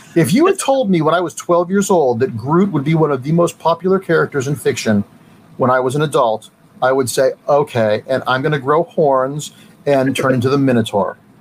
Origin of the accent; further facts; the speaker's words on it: Mentor, Ohio, United States; I grew up in Mentor, Ohio, a suburb of Cleveland